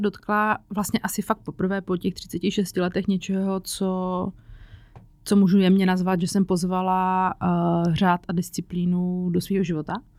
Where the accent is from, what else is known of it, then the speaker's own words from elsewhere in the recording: Czechia; also born or lived in Prague / Říčany; u nás v Čechách